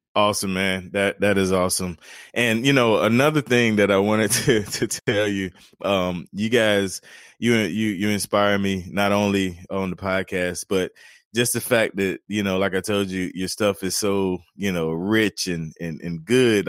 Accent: North Carolina, United States; now in South Carolina, United States; I'm originally from North Carolina

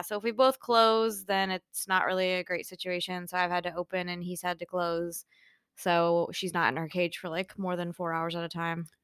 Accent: Michigan, United States; moved away; growing up in Michigan

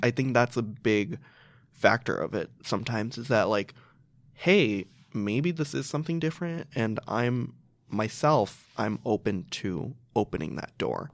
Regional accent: Chicago, Illinois, United States; I grew up in Chicago. I've lived there ever since.

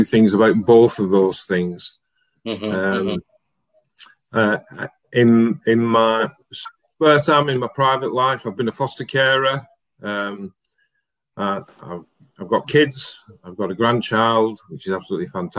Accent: Wigan, North West England, United Kingdom; moved away; also born or lived in Ireland; I was born and brought up in Wigan, which is not far from Preston.

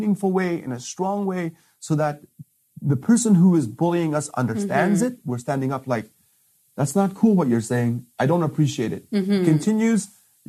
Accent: Afghanistan; moved away; I'm from Afghanistan. I've come from a way worse place.

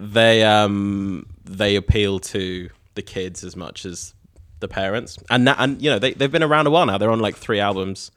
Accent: Norwich, East of England, United Kingdom; now in New Zealand; the Waterfront in Norwich, which is my hometown

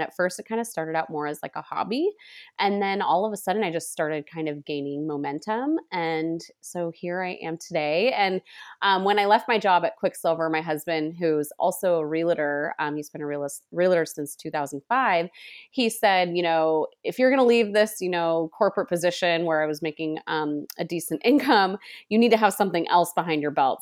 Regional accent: Sonoma County, California, United States; I was born and raised in Sonoma County, which is near Napa, um, in wine country

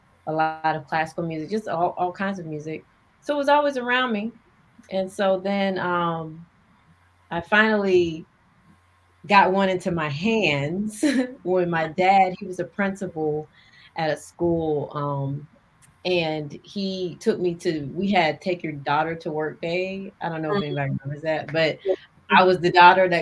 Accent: Marietta, Georgia, United States; also born or lived in North Carolina / New York / overseas; I was born in North Carolina. Okay. I was raised in Georgia, in Marietta to be exact

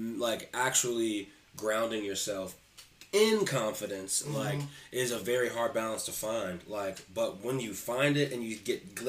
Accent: Columbus, Ohio, United States; also born or lived in Upper Arlington, Ohio; I moved from Upper Arlington over to Columbus, like, well, my family moved from Upper Arlington to Columbus City Schools

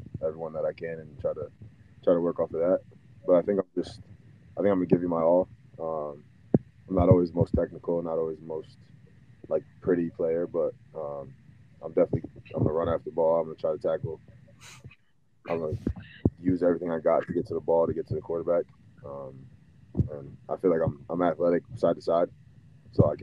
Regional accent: Connecticut, United States; moved away as an adult; also born or lived in Winston-Salem, North Carolina; now in Norman, United States; I'm from Connecticut, and then spent 5 years at Wake

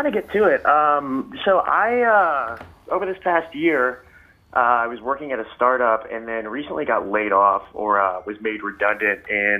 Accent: Tarrytown, New York, United States; I'm from Tarrytown originally.

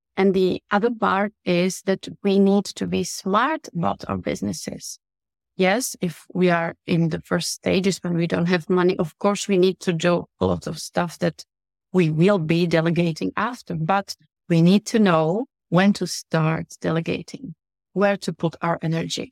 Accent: Italy; also born or lived in Russia; now in Czech Republic; I'm from Czech Republic. I've been in business for my entire life because I grew up in Italy. I'm half Russian. I live in Czech Republic.

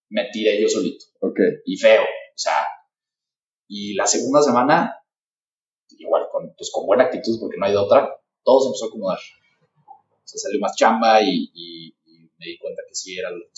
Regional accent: San Luis Potosí, Mexico; soy de aquí de San Luis

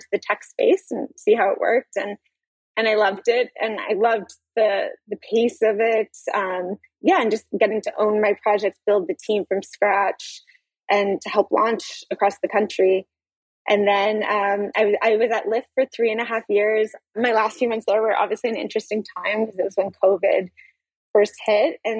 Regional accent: Halifax, Nova Scotia, Canada; moved away as an adult; also born or lived in Toronto; I'm from Halifax originally

